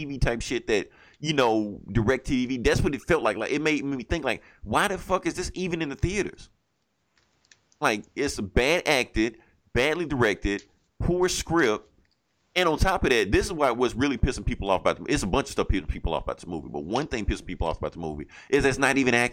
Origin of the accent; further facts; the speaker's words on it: Vicksburg, Mississippi, United States; now in Jackson, United States; I stay in Mississippi. The movie wasn't even being shown in Vicksburg, my hometown